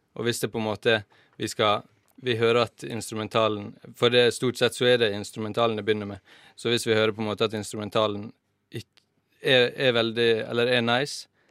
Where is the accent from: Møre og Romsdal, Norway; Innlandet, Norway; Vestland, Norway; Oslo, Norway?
Møre og Romsdal, Norway; Volda; moved away; Jeg skal ha sommerjobb hjemme i Volda